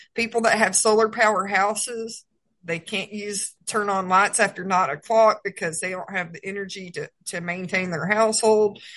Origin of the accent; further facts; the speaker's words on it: Georgia, United States; moved away as an adult; also born or lived in Texas / New Mexico; I was born and raised in Georgia.